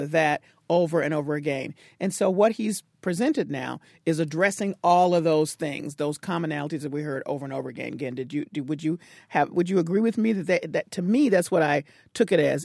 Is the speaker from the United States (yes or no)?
yes; Tennessee, United States; moved away; I grew up in Tennessee, and that's where I learned to drive